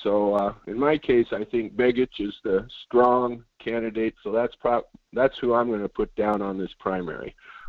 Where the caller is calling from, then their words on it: Fairbanks, Alaska, United States; This is …, and I'm in Fairbanks.